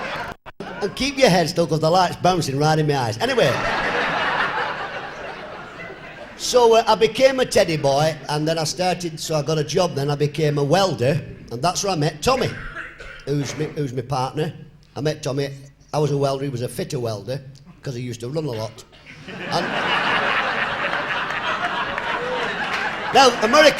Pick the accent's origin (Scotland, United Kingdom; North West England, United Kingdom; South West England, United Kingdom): North West England, United Kingdom; Oldham; I was born in a beautiful, picturesque village called Oldham